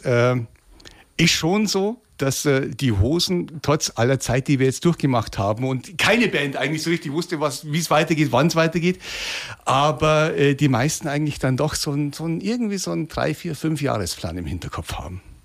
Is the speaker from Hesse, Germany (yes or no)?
no; Lower Bavaria, Germany; für mich als Niederbayer